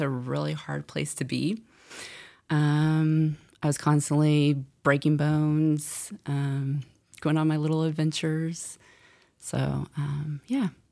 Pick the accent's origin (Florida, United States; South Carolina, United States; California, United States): California, United States; San Francisco; I am from San Francisco